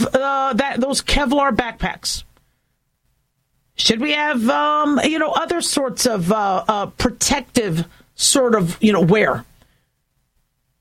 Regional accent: California, United States; now in Las Vegas, United States; growing up in California

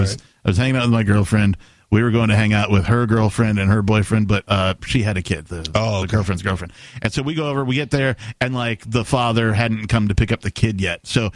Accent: Wisconsin, United States; I'm from Wisconsin. Don't take my liver, right?

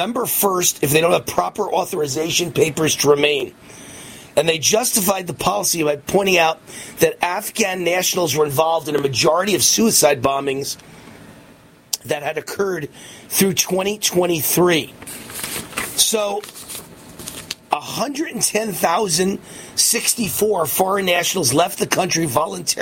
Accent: New York, United States; I'm from New York. I'm from the streets of New York.

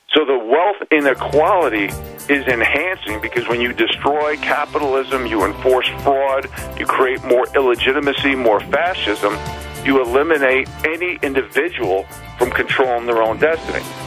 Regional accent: New York City, New York, United States; moved away as an adult; now in Northern Rockies, United States; I grew up in New York City

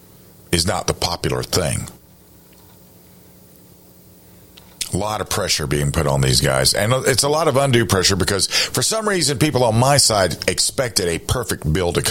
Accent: South Carolina, United States; Here in my home state of South Carolina

